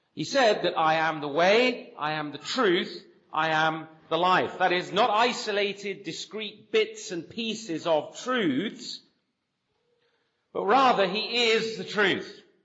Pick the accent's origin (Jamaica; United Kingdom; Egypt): United Kingdom; near Bath, South West England; moved away as an adult; also born or lived in Birmingham / Nottingham / Sheffield / London; now in Canada; I grew up here in England. I grew up uh, in the southwest, actually, near Bath, uh, where my father was a pastor